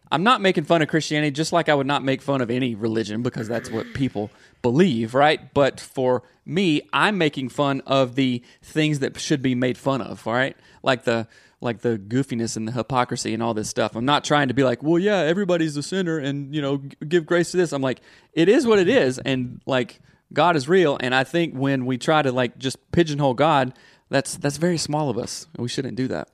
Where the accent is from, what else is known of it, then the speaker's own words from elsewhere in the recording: the South, United States; Growing up in the South